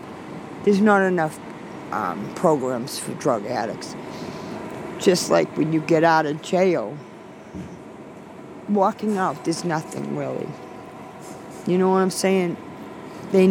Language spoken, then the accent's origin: English; Belmont, Massachusetts, United States; where I grew up in Belmont.